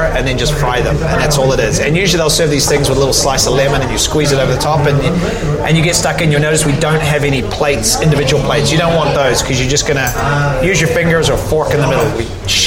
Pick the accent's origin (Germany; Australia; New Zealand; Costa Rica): New Zealand; moved away as an adult; also born or lived in Los Angeles, United States / London, United Kingdom; now in Madrid, Spain; Growing up in New Zealand, you're always far away from everything.